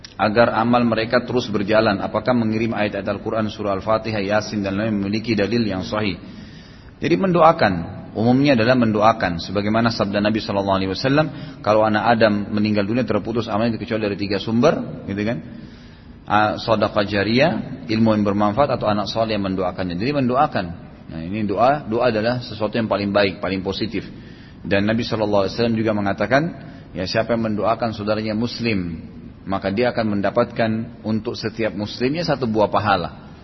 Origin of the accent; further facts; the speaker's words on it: Indonesia; kita nih semua lahir di Indonesia